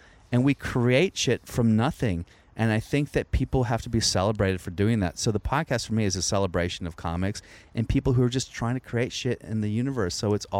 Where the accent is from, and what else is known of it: Virginia, United States; born or raised there